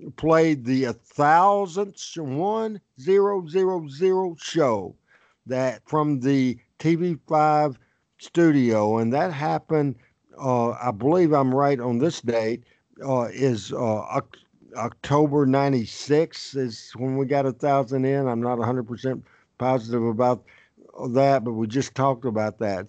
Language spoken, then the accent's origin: English; Jonesboro, Arkansas, United States; Jonesboro, Arkansas, my hometown